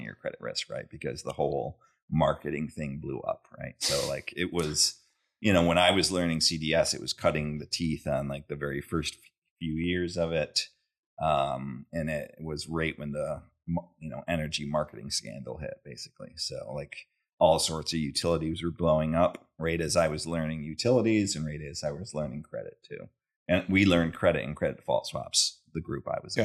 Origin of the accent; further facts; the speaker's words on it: Syracuse, New York, United States; also born or lived in Binghamton; I grew up in New York, Syracuse, kinda New York area, so upstate